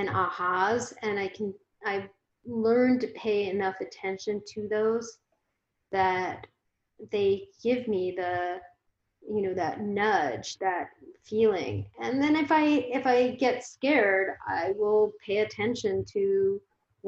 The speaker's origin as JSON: {"language": "English", "town": "Phoenix", "region": "Arizona", "country": "United States", "tie": "born or raised there", "also_born_or_lived": "San Francisco Bay Area, United States", "moved": "yes", "lives_now": "San Diego, United States", "said": "I grew up in Phoenix"}